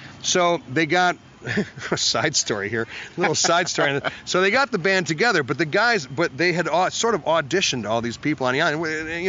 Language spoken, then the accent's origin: English; Cleveland, Ohio, United States; But I came from Cleveland, Ohio, you know, and I was trained in the flats, man.